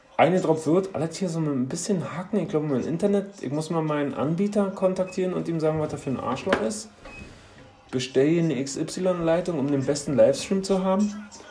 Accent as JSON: {"language": "German", "region": "Berlin", "country": "Germany", "said": "ich als alter Köpenicker"}